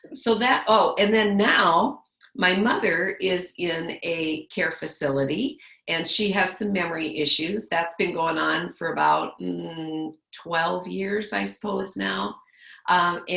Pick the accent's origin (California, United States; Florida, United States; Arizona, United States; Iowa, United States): Iowa, United States; Le Mars; I grew up in Lamar's, Iowa